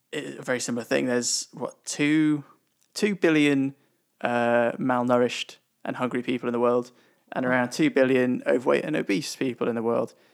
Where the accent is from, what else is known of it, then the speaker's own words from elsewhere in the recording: United Kingdom; We are British.